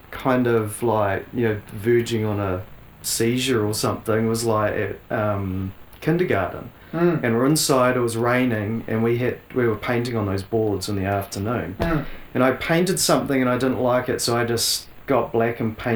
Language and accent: English; New Zealand; being in New Zealand, growing up around New Zealand art